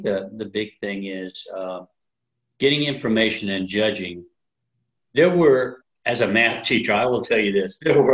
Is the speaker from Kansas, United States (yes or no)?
yes; Wichita, Kansas, United States; also born or lived in Hays, Kansas; now in Emporia, United States; I was born in Hayes, Kansas. Moved to Wichita when I was too young to remember.